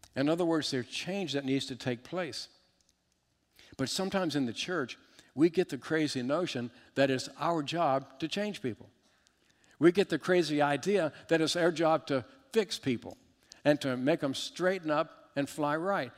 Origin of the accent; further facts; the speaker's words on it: Richmond, Virginia, United States; I was raised in, in just outside of Richmond, Virginia in the 70s